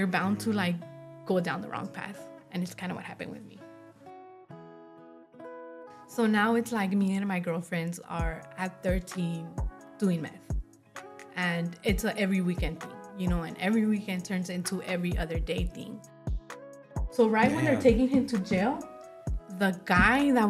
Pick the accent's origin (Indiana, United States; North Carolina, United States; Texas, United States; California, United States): California, United States; Los Angeles; I was born and raised in Boyle Heights, East